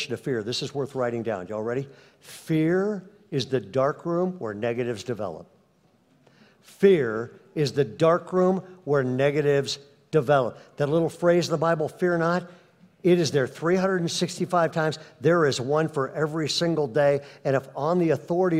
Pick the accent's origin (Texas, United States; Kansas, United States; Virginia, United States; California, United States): California, United States; Bay Area; moved away as an adult; now in Sacramento area, United States; We're from the Bay Area. We had kept our home in the Bay Area. We were moving back.